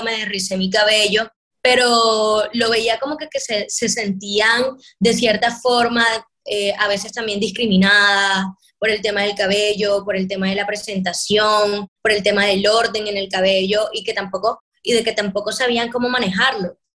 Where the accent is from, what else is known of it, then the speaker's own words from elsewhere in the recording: Caribbean Region, Colombia; los colores que nos representan en el Caribe